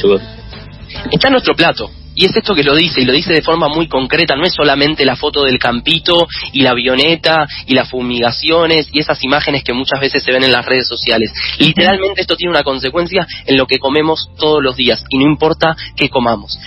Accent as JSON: {"language": "Spanish", "country": "Argentina"}